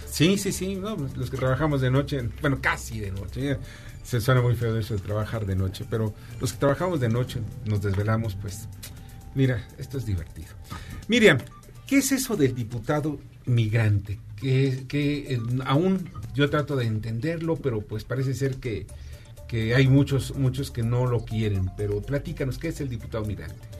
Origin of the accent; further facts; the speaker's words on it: Mexico; todos los mexicanos tenemos cuando menos uno o dos familiares